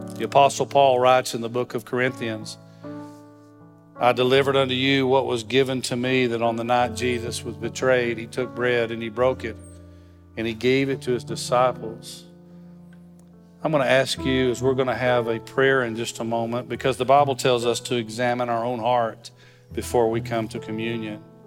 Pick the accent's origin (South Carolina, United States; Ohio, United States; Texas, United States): Texas, United States; West; moved away; I'm from West Texas, so when you drive by people, you wave at 'em.